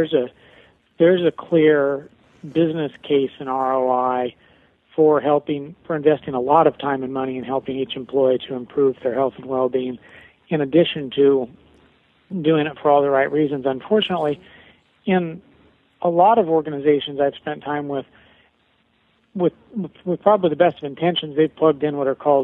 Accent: Nebraska, United States; I grew up in the Midwest in Nebraska

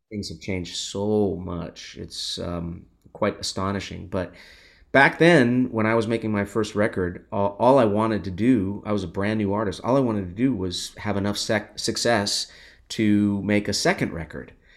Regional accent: Los Angeles, California, United States; I grew up in Los Angeles

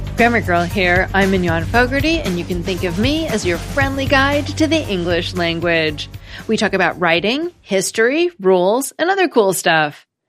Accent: United States; as an American

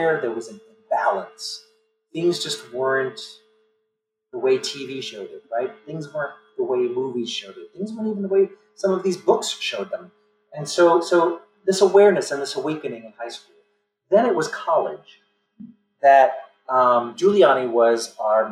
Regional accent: New York City, New York, United States; I grew up in the Linden Projects of East New York, Brooklyn

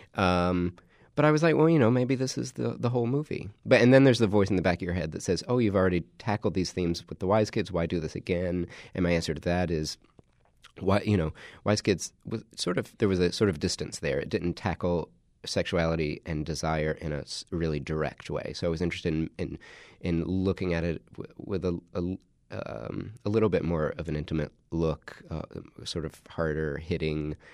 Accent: South Carolina, United States; My dad's a, a Southern Baptist minister in South Carolina, so I grew up in the Carolinas

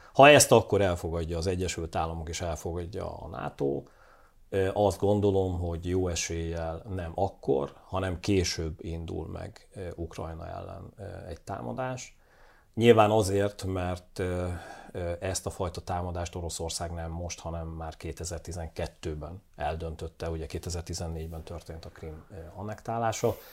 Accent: Hungary

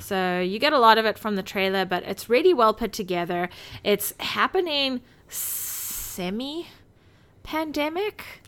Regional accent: South Africa; I'm South African

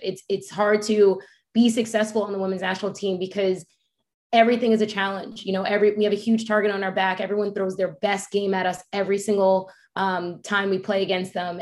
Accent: New York, United States; I'm a New Yorker. I'm from a city.

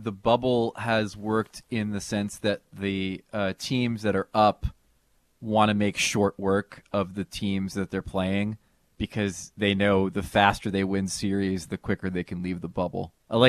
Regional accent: New Jersey, United States; You and I were both latchkey kids, apparently, growing up in Jersey.

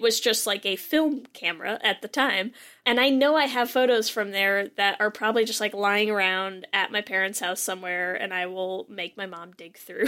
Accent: Connecticut, United States; I grew up in Connecticut

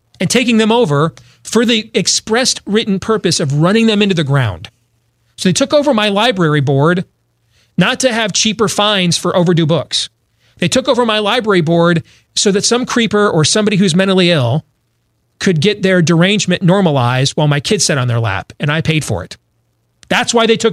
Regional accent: Grand Rapids, Michigan, United States; I grew up in Grand Rapids, Michigan, is where I went to high school

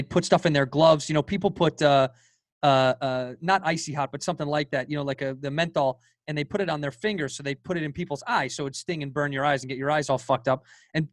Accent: Chicago, Illinois, United States; I grew up in Chicago in that era

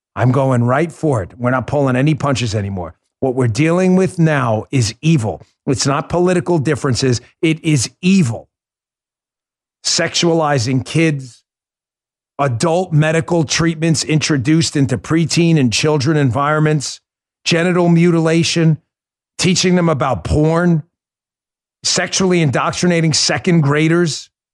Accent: New York, United States; moved away; also born or lived in Maryland; I'm a New Yorker. I grew up in New York

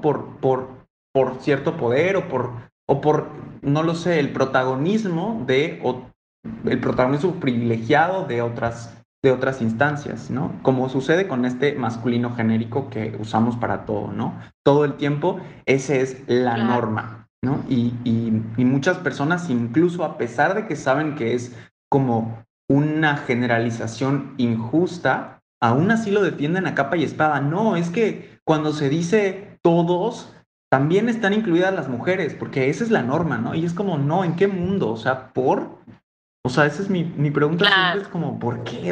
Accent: Mérida, Yucatán, Mexico; Si mi acento no lo delata, pues lo digo yo, así como Ale, soy de la blanca, no tan blanca, a veces blanca

